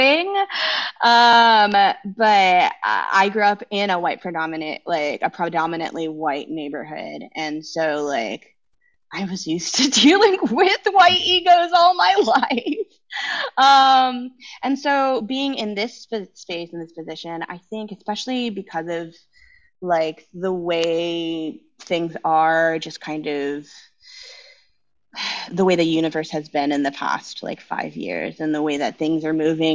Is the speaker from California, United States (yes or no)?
yes; San Ramon, California, United States; also born or lived in San Leandro, California; I grew up in the Bay Area. I grew up in the San Ramon Valley